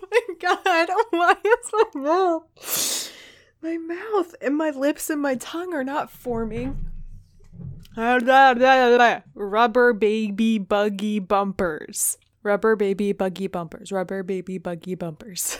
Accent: Richmond, Virginia, United States; my hometown where I am now, Richmond, Virginia

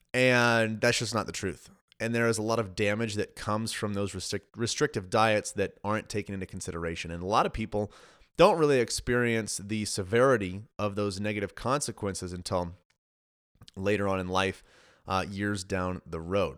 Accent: Colorado, United States; moved away as an adult; now in Texas, United States; so originally I'm from Colorado. My wife and I just moved to Texas.

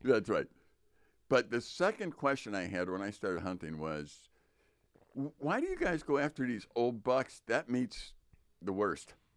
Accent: Chicago, Illinois, United States; moved away; growing up in Chicago

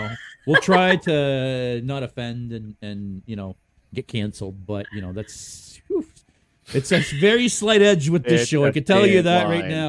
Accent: Calgary, Alberta, Canada; every once in a while, I'll be like, you're from Edmonton? No, I'm from Calgary.

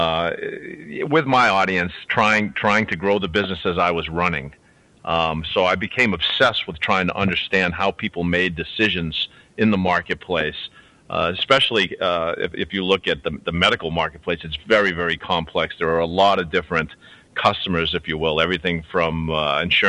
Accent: Boston, Massachusetts, United States; also born or lived in Louisiana; I was raised in Boston as a Catholic

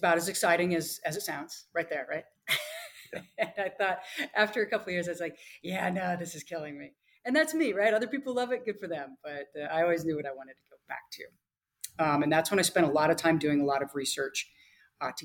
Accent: Nebraska, United States; moved away as an adult; also born or lived in Zambia; I grew up in Nebraska

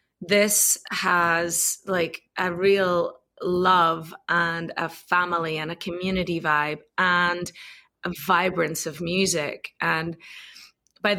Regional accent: Ireland; now in Austin, United States; the reason I fell in love with Austin in the first place when I came over from Ireland was exactly what Nick and Paige had put on.

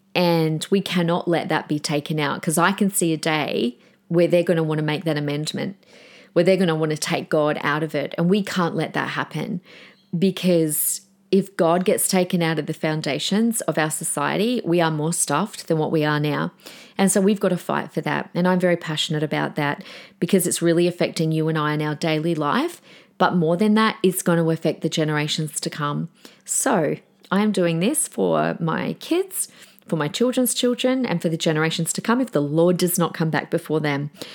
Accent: Adelaide, South Australia, Australia; born in Adelaide, my hometown

